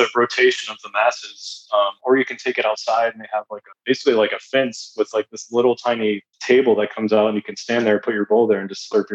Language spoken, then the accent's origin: English; Dublin, Ohio, United States; also born or lived in Columbus, Ohio / Siesta Key, Florida / New Jersey; I grew up in Dublin. Like, that's where I graduated from